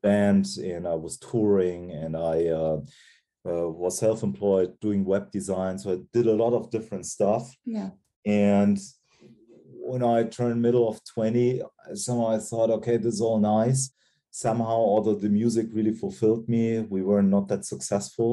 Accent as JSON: {"language": "English", "town": "Cologne", "region": "North Rhine-Westphalia", "country": "Germany", "tie": "born or raised there", "also_born_or_lived": "Giessen", "said": "Cologne, where mm-hmm. Uh, what is my hometown"}